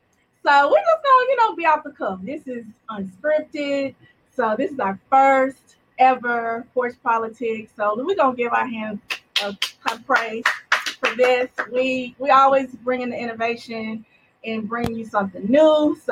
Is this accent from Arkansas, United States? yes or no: yes; Little Rock, Arkansas, United States; Like, we just two girls from around the way, from the South, girls raised in the South. I'm from Little Rock, Arkansas. That's my hometown. Shout out to Little Rock. L Rock, you know what I'm saying?